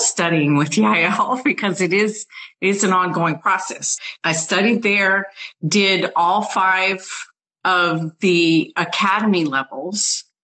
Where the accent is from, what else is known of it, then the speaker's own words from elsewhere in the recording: New Orleans, Louisiana, United States; I was born in New Orleans